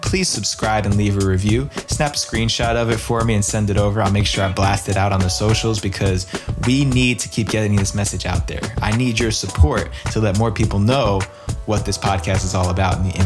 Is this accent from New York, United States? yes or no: yes; East Coast outside of New York City, United States; I grew up on the East Coast outside of New York City